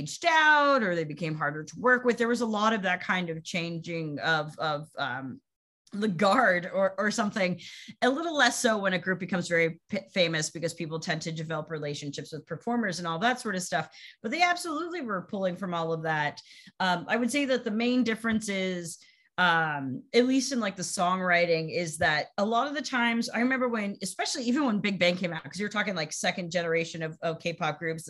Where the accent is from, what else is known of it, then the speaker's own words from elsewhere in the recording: United States; as an American